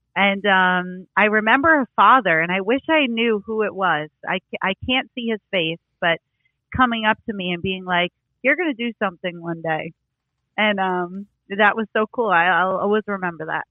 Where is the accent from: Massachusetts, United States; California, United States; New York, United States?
New York, United States; growing up in New York